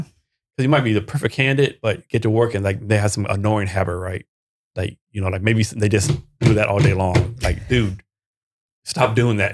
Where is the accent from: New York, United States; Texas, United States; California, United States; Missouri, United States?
Texas, United States; also born or lived in Vietnam / Korea; I'm from Texas